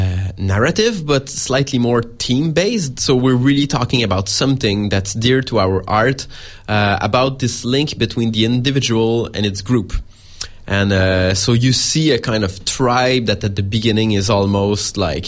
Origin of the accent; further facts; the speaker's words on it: Montreal, Quebec, Canada; we're from Montreal, which is some kind of a mecca for it